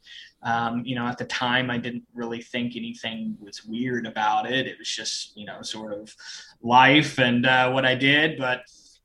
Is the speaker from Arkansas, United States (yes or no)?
yes; Ozarks, Northwest Arkansas, United States; I grew up here in the Ozarks. I'm in sort of Northwest Arkansas area, which is considered a part of the Southern Ozarks.